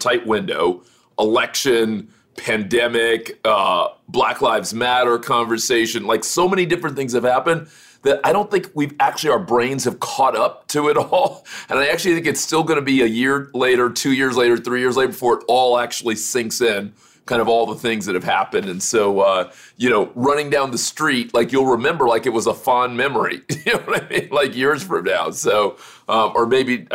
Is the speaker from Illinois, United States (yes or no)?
no; Miami, Florida, United States; moved away; I'm from Miami originally